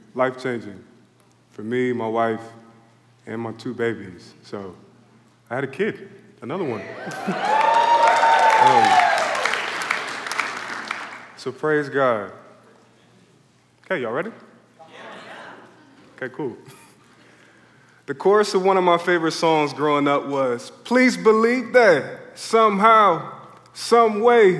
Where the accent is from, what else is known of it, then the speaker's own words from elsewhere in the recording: Philadelphia, Pennsylvania, United States; I grew up in Philly